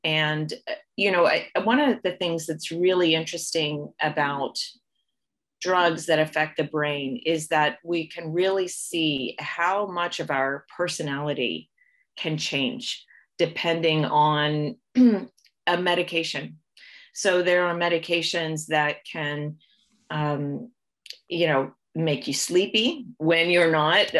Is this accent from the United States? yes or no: yes; Ohio, United States; moved away as an adult; also born or lived in Kentucky / North Carolina / Canada; now in Toronto, Canada; was born and raised in the United States. Um, I grew up in Ohio